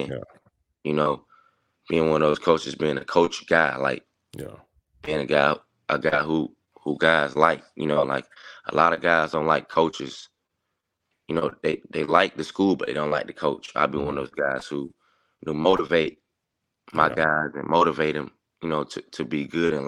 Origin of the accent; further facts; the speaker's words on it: Augusta, Georgia, United States; I'm a kid from Augusta